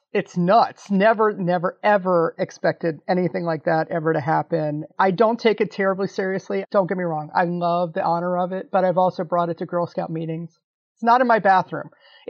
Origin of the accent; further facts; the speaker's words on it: Washington, District of Columbia, United States; moved away as an adult; also born or lived in Chicago; I'm from Washington, DC, in the DC area.